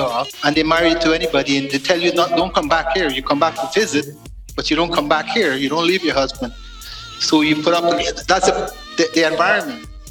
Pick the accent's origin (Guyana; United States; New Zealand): Guyana; now in Canada; I grew up in Guyana